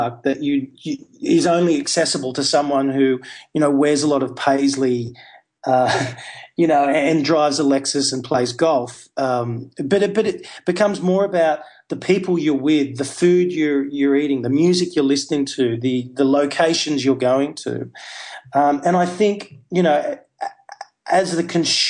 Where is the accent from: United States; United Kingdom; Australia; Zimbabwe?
Australia; Hunter Valley, New South Wales; where I grew up in the Hunter Valley